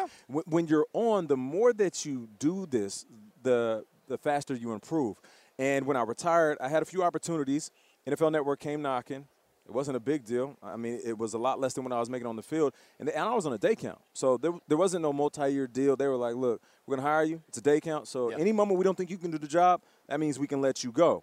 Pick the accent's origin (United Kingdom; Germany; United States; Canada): Canada; I'm Canadian